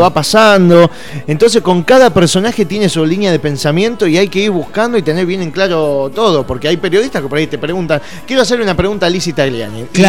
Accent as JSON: {"language": "Spanish", "town": "Lomas de Zamora", "region": "Buenos Aires Province", "country": "Argentina", "lives_now": "Banfield, Argentina", "said": "necesito volver a Loma de Zamora City, que es de donde vengo yo"}